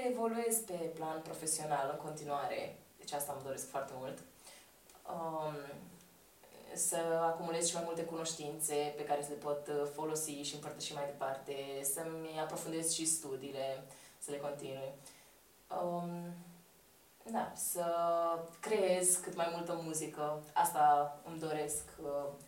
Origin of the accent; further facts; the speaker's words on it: Romania; le spun că sunt româncă